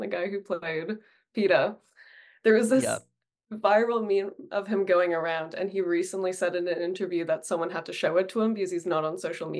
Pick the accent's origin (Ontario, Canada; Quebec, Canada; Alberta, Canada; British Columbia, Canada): Ontario, Canada; Toronto; I grew up in Etobicoke, literally 30-minute drive away, not that far